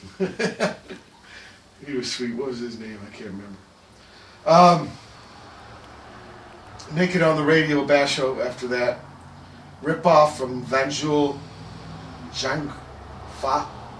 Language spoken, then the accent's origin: English; Virginia, United States; I'm from Virginia